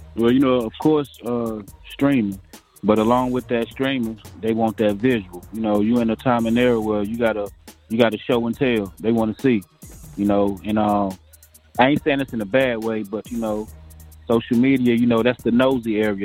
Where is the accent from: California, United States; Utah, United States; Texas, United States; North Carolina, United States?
North Carolina, United States; Greensboro; also born or lived in Brooklyn, New York; I'm born in Brooklyn, New York, but ah. raised uh, here in Greensboro, North Carolina. That's what I claim.